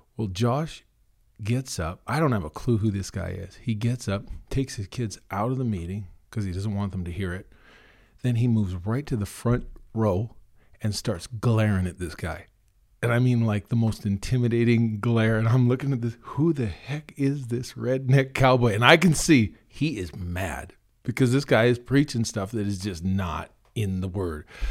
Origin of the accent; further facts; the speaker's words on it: Red Deer, Alberta, Canada; also born or lived in Kugluktuk, Northwest Territories / Killam, Alberta; now in Drayton Valley, Canada; I grew up in Red Deer